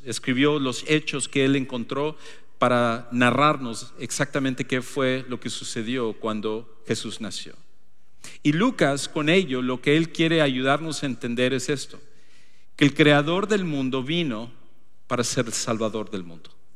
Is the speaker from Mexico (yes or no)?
no; Ecuador; moved away; nos mudamos de regreso a, mi país natal, al Ecuador